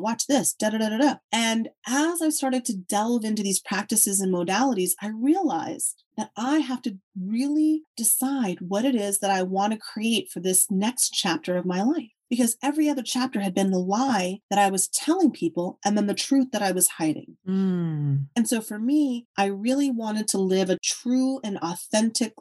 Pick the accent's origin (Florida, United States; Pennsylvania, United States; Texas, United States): Texas, United States; I'm from Texas.